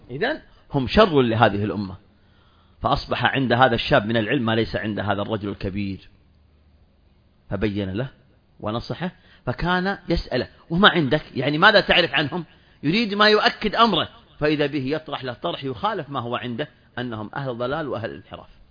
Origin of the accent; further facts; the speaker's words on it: Saudi Arabia; عندنا في المملكة العربية السعودية